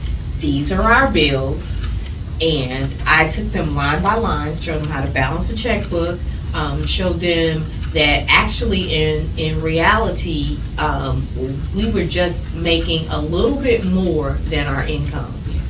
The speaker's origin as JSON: {"language": "English", "town": "St. Louis", "region": "Missouri", "country": "United States", "said": "I'm from St. Louis"}